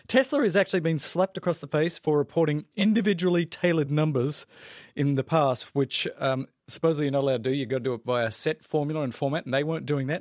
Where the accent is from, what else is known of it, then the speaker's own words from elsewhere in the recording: South Africa; accent: South African; my South African accent